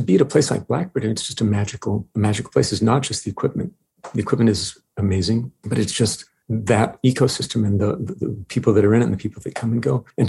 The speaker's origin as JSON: {"language": "English", "town": "Princeton", "region": "New Jersey", "country": "United States", "tie": "born there", "also_born_or_lived": "New York City / La Jolla / Montreal / France", "said": "I was born in Princeton, New Jersey, lived there when I was in second grade, lived in New York City, La Jolla, California, Montreal, Amsterdam for some months, where my wife is from."}